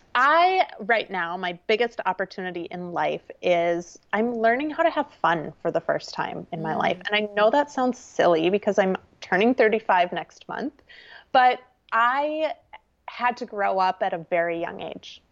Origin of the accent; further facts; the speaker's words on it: small town Minnesota, United States; I'm a Midwesterner. I grew up in small town Minnesota